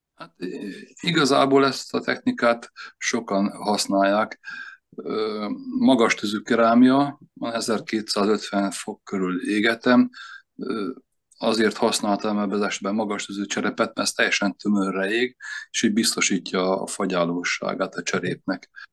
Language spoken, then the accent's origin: Hungarian; Komló, Baranya, Hungary; also born or lived in Veszprém; now in Veszprém area, Hungary; Komló laktunk gyerekkoromban